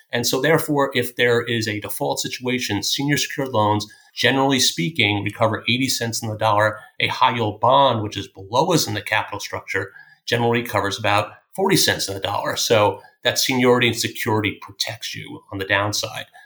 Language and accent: English; Greenlawn, New York, United States; also born or lived in Philadelphia; I grew up in a town called Green Lawn, which is a small town on the north shore of Long Island